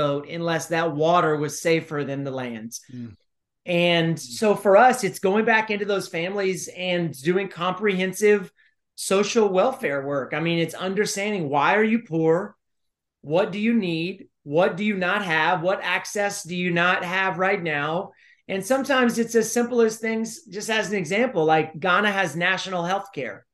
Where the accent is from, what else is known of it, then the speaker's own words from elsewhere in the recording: College Station, Texas, United States; I ran for mayor of College Station, my hometown.